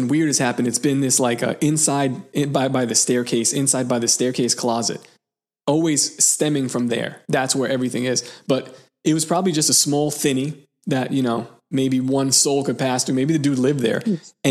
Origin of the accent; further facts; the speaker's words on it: New York City, New York, United States; the house that I was born in Seagate, this house has been passed down in my family